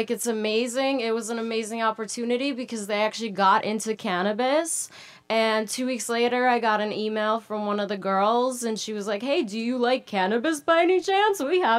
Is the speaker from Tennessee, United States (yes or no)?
no; Minnesota, United States; born or raised there; moved away as an adult; also born or lived in Moscow, Russia; now in California, United States